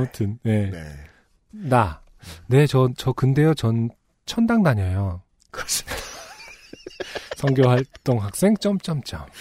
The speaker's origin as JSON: {"language": "Korean", "region": "Seoul", "country": "South Korea", "tie": "born or raised there", "said": "저도 UMC랑 거의 비슷한 동네 살았잖아요"}